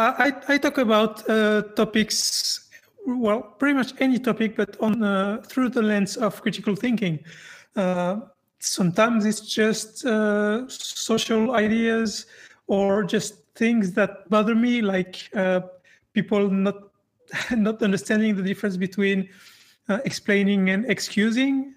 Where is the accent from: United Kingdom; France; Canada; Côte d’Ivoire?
France; I grew up in France, and France is a very, very secular country.